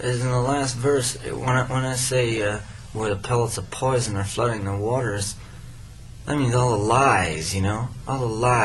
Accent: Minnesota, United States; the beginning, you know, was there in Minnesota

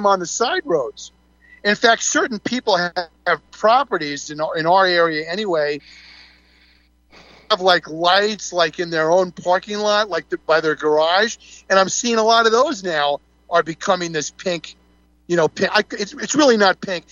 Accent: Syosset, New York, United States; growing up on Long Island, on the North Shore of Long Island, as I did, we had the same situation in the town of Syosset

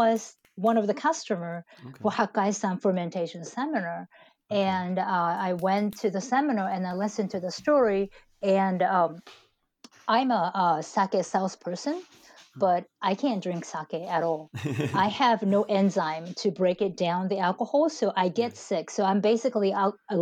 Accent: Japan; moved away; also born or lived in United States; I went to United States in late 90s, and I went to school there and I got my first job, and I returned back to Japan in 2012

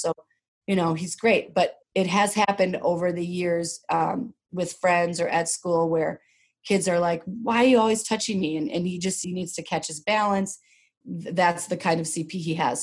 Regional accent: Rosemount, Minnesota, United States; I grew up here in Minnesota. I grew up south of the river, as we say. And my dad was maybe one of the first black men in Rosemount

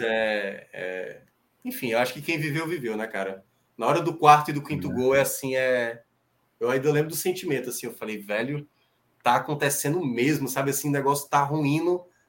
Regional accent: Brazil; a gente, como brasileiro

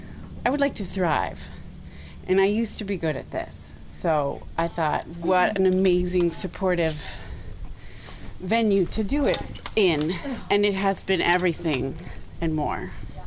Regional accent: Minneapolis, Minnesota, United States; I'm from Minneapolis

